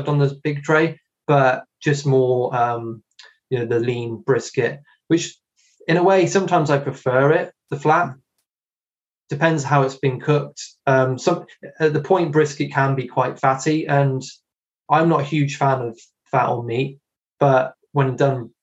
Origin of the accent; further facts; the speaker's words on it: Hereford, West Midlands, United Kingdom; I'm in Herefordshire, and I was born in Hereford. I still live very close to it